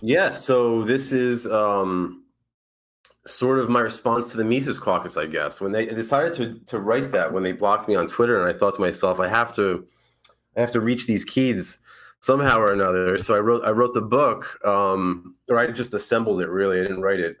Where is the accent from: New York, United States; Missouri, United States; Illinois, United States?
New York, United States; moved away as an adult; now in Florida, United States; I'm from New York